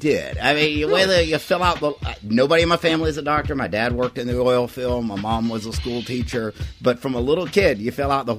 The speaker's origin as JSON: {"language": "English", "region": "Louisiana", "country": "United States"}